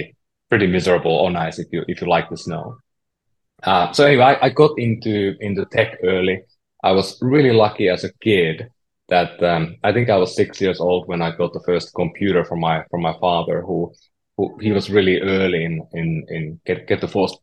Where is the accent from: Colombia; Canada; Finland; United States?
Finland; Oulu, North Ostrobothnia; moved away as an adult; I'm from Northern Finland, you know, the small town called Oulu